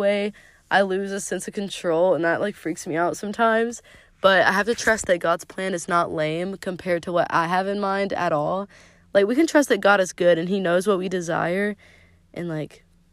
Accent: Zebulon, United States; moved away; we recently moved back to, like, where we originally grew up. So it was cool to discover fun new places, like, in downtown Zebulon

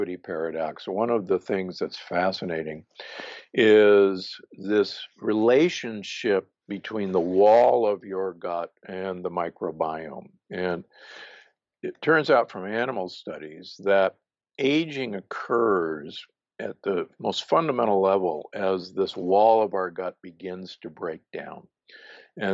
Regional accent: Omaha, Nebraska, United States; I grew up in Omaha, Nebraska, which is, believe me, a meat-eating town

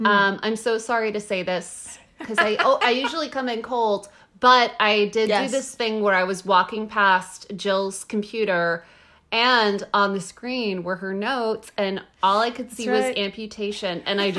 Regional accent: the South, United States; I am from the South.

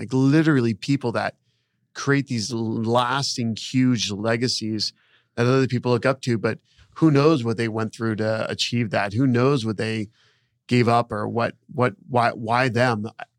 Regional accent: around Disney, Florida, United States; I grew up around Disney

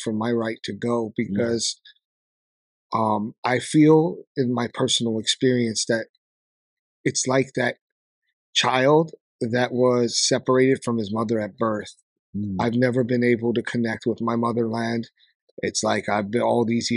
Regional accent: New York, United States; I was born in Brooklyn, New York.

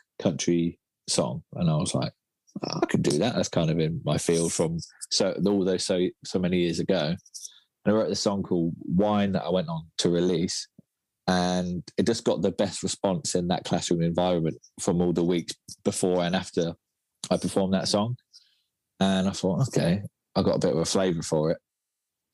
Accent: Felixstowe, East of England, United Kingdom; moved away as an adult; also born or lived in London; my hometown. It's called Felixstowe. It's a little seaside town

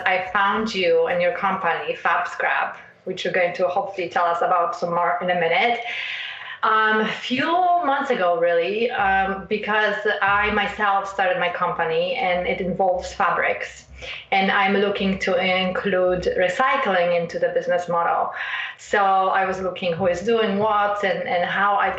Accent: Poland; moved away; growing up in Poland

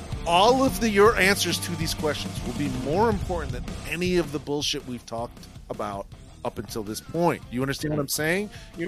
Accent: Toledo, Ohio, United States; I am proudly from Toledo, Ohio, and I wish I was from Philadelphia.

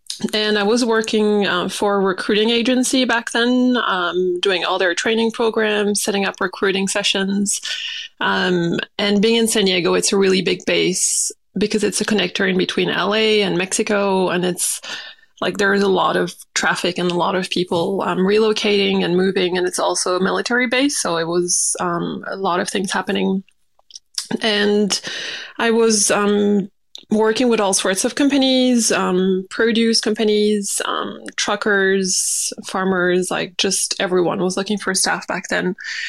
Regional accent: New Caledonia; And I grew up in New Caledonia, so it's a French island, so French base as well

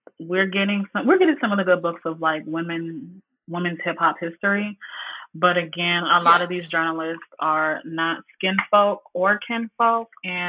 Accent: Southern United States, United States; Did y'all not read the paper? I'm from the South, okay?

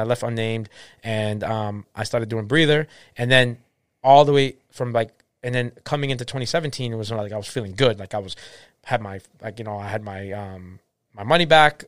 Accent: Boston, Massachusetts, United States; I'm from Boston. I'm not a transplant

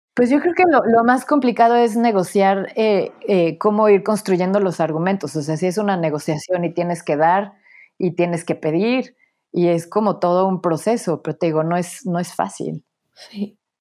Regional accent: Puebla, Mexico; moved away as an adult; also born or lived in Mexico City / Paris / Berlin / Venice; Nací en la Ciudad de México, crecí en Puebla

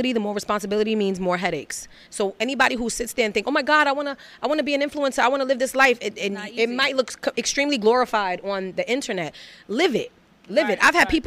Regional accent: New York City, New York, United States; a woman born and raised in Bed-Stuy, Brooklyn

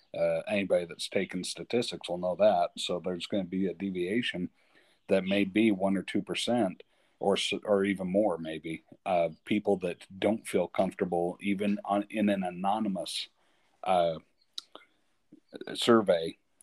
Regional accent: Cache Valley, Utah, United States; I was born in Cache Valley, so I, you know, have some ties there.

